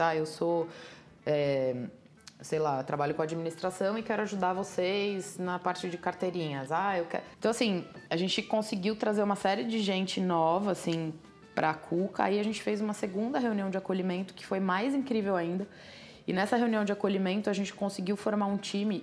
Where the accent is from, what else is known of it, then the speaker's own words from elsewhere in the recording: Santos, São Paulo, Brazil; Eu sou de Santos